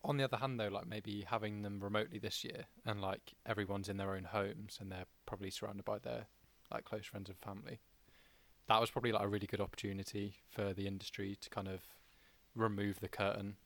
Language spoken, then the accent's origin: English; United Kingdom; we as British people